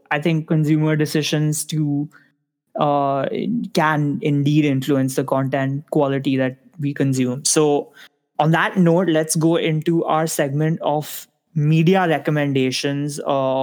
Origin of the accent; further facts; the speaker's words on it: India; as an Indian consumer of news